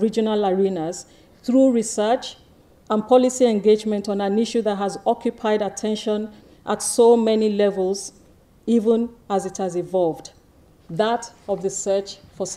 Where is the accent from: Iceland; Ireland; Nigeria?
Nigeria; moved away; also born or lived in East Dulwich, London, United Kingdom; I was born in East Dulwich, London, to Nigerian students. I was sent to Nigeria at the age of 20 months and raised by my grandmother